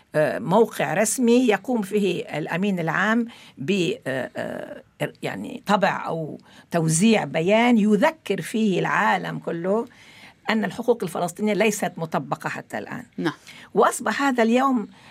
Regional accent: Lebanon; moved away as an adult; also born or lived in Morocco; وأنا ولدت في لبنان وقضيت 24 سنة في لبنان أعتبر حالي أولا عربية ثم فلسطينية

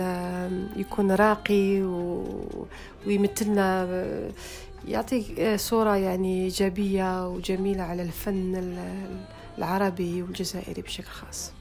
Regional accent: Algiers, Algiers Province, Algeria; moved away as an adult; also born or lived in France; أنا ولدت، آه، في حي شعبي اسمه بولورين. معروف في الجزائر. آه، يعني زدت في باب الواد وكبرت في- في البلوغين.

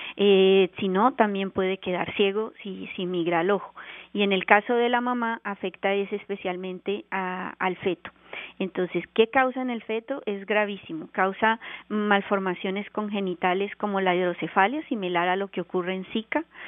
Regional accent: Colombia; moved away as an adult; also born or lived in Bogotá, Colombia; now in Canada; yo soy colombiana y me formé en la Universidad Nacional de Colombia en Bogotá

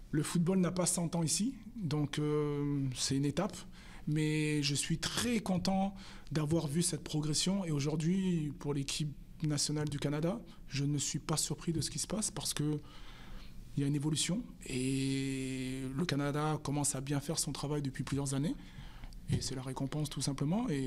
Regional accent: southern France, France; parce que je suis originaire du sud de la France d'aller jouer jouer dans le sud de la France

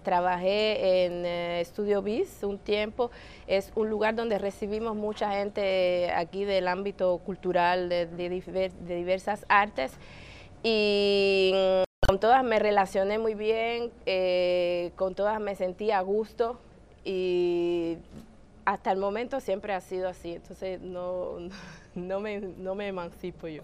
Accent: Havana, Cuba; now in Canada; viviendo en mi país, en La Habana, en Cuba

